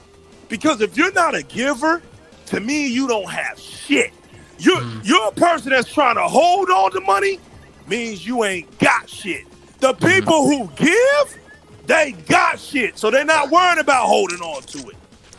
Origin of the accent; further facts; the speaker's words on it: Indianapolis, Indiana, United States; I came from Indianapolis.